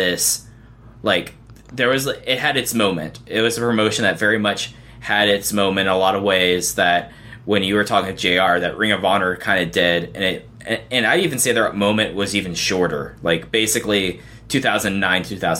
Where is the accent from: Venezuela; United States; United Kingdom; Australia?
United States; Dallas, Texas; I grew up in Dallas-Fort Worth, Texas, where there was no indie scene